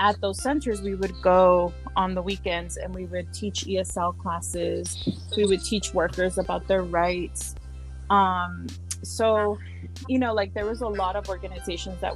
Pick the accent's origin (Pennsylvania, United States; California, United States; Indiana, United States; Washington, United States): California, United States; San Diego; first language Spanish; English is a second language; also born or lived in Inglewood, Los Angeles; when I was a little girl, I grew up in Barrio Logan